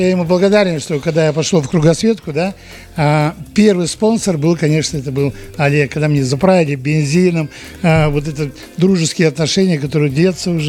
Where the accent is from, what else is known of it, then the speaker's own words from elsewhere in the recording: Kazakhstan; Ну, потому что я из Казахстана.